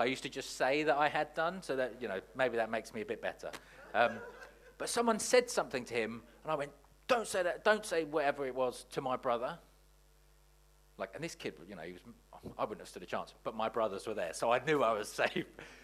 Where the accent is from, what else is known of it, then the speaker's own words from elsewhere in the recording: Watford, East of England, United Kingdom; I grew up in Watford